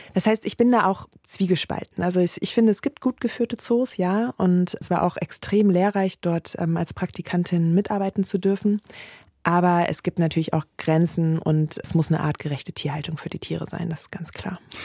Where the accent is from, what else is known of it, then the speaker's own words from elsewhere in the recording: Rhineland, Germany; ich habe natürlich meine Heimat Rheinland, das ist ganz klar, und meine Familie